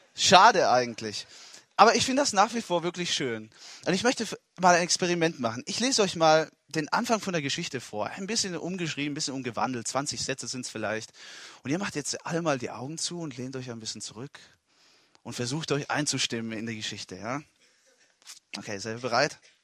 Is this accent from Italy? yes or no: yes; Italy; German is a second language; moved away as an adult; now in Germany; Ich bin in Italien geboren und aufgewachsen und war 19 Jahre lang in Italien